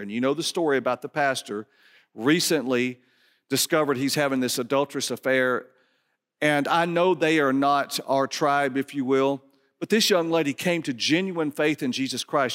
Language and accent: English; Dallas, Georgia, United States; I grew up in Dallas, Georgia